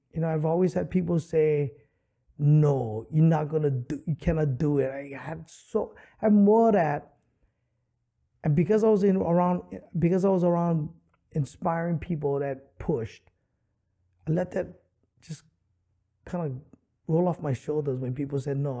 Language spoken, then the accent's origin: English; Honolulu, Hawaii, United States; I grew up extremely poor in Kalihi Valley